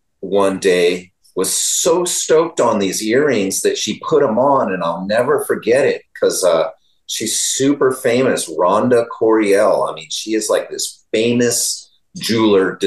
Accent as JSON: {"language": "English", "region": "Northern California", "country": "United States", "said": "I was just from NorCal"}